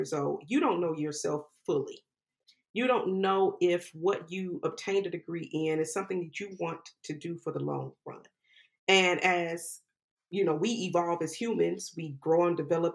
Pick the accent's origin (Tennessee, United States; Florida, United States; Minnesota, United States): Florida, United States; Jacksonville; moved away as an adult; also born or lived in West Coast / New York; Jacksonville, which is where I grew up